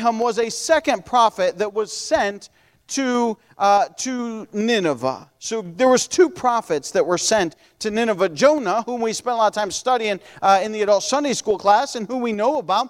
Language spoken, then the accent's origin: English; United States